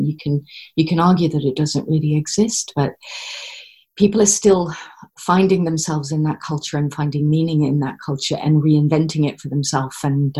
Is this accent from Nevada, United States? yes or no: no; California, United States; moved away as an adult; also born or lived in Saint John, New Brunswick, Canada / Texas; now in United Kingdom; my parents were American. I happened to be born in Canada. I spent the bulk of my early childhood in California, growing up in and around the Bay Area. So San Francisco, Arinda, Walnut Creek, all of these places, very near the coast, you know, very near the Pacific.